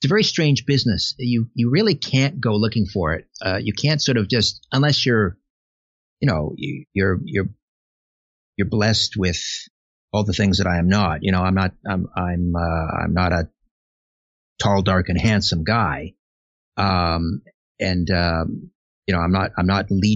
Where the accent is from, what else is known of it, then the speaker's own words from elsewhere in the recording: Canada; I'm a Canadian